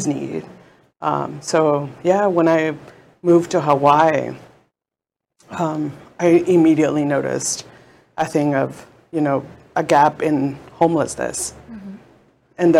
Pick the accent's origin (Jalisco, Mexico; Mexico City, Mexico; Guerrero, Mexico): Mexico City, Mexico; moved away; I am from Mexico City